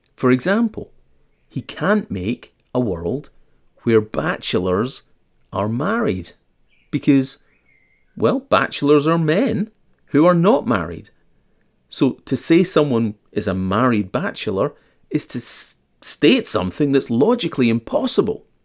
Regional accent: Scotland, United Kingdom; I'm Scottish and I attended school during that time period

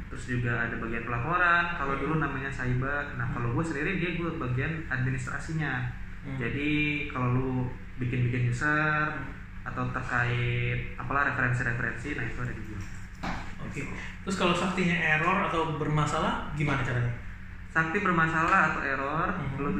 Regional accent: Bandung, West Java, Indonesia; born there; nah jadi gue lahir di Bandung uh Bandung 11 September 1992

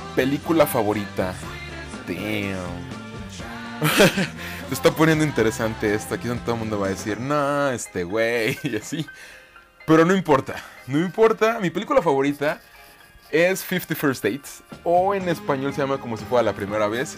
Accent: Zitácuaro, Michoacán, Mexico; now in Guadalajara, Mexico; yo vivo en la ciudad de Guadalajara, Jalisco, México, pero soy oriundo de Zitácuaro, Michoacán, en México también, eh, orgullosamente michoacano

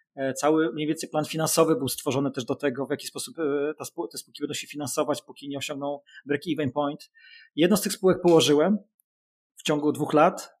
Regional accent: Gdańsk, Pomeranian Voivodeship, Poland; jestem gdańszczaninem

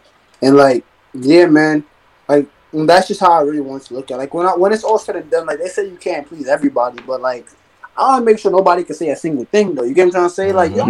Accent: New York City, New York, United States; I'm from Brooklyn.

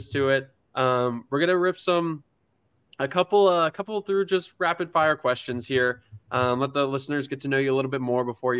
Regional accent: Gilbert, Arizona, United States; local Arizona man growing up in Gilbert

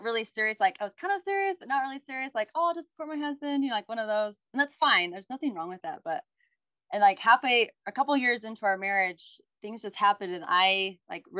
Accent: Utah, United States; I'm from Utah

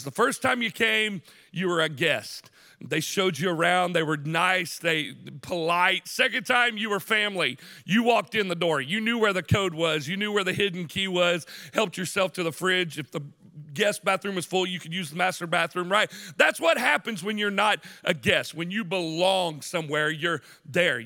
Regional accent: Chattanooga, Tennessee, United States; we grew up on the University of Tennessee at Chattanooga's campus, right there on Vine Street. I grew up next to the Kappa Sig House

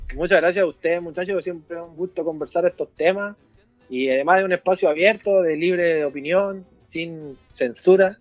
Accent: Chañaral, Atacama, Chile; en mi Cheñeral, en mi ciudad natal

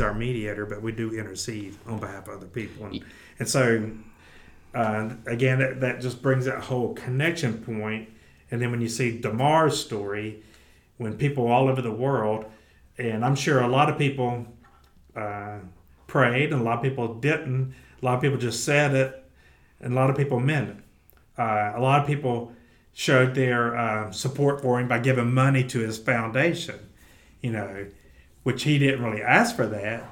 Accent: the South, United States; we're from the South

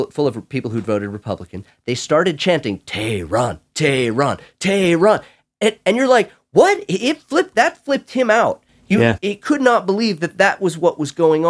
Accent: California, United States; I'm Californian.

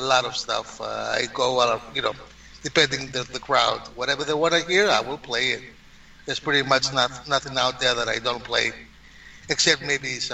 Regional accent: Greece; accent: Greek; moved away; I am born in Greece. Came to this country in the 80s. Been here since then.

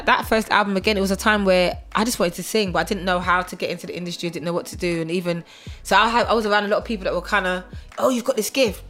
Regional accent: Bavaria, Germany; moved away as an adult; also born or lived in Wolverhampton, England; now in United Kingdom; I was born in Wolverhampton. Yeah. On the age of, and then when I was 4 years old, I moved to Germany until I was 18.

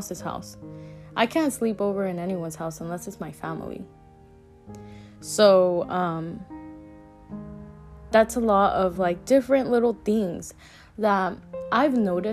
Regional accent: United States; I was born here in the United States. My parents are from Mexico

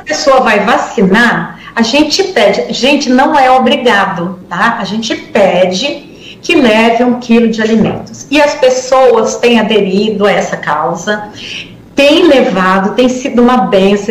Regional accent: Guarujá, São Paulo, Brazil; eu sou do Guarujá

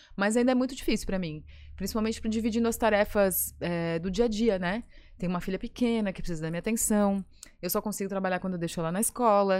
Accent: Florianópolis, Santa Catarina, Brazil; also born or lived in Criciúma; eu sou de Floripa porque eu nunca morei em outro lugar, mas eu nasci em Criciúma

